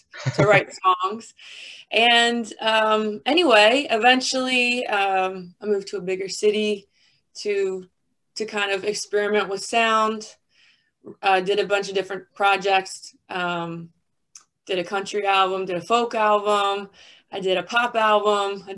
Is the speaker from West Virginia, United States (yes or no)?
yes; Barboursville, West Virginia, United States; I'm from Huntington, really like Barbersville, West Virginia, but I say Huntington because I guess technically my area code is Huntington. But I grew up there, born and raised